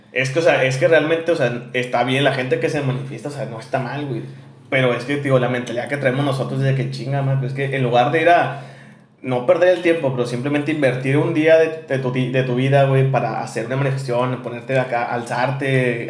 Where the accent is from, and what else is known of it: Monterrey, Nuevo León, Mexico; accent: regio